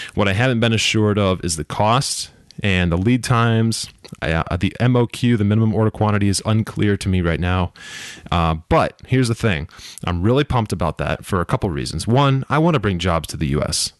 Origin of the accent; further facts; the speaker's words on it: United States; being an American that live here